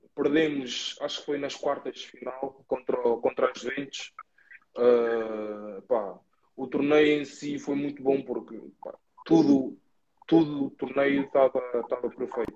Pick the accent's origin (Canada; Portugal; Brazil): Portugal; Cascais, Lisbon; now in Braga, Portugal; eu sou de Cascais e Cascais para aqui para o norte é, é outra realidade